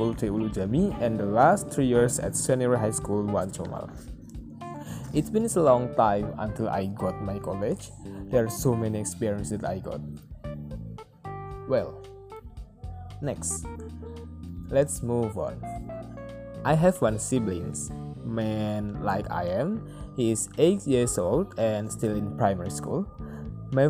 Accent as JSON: {"language": "English", "town": "Pemalang", "region": "Central Java", "country": "Indonesia", "tie": "born or raised there", "said": "I was born in Pemalang, the small city at Central Java"}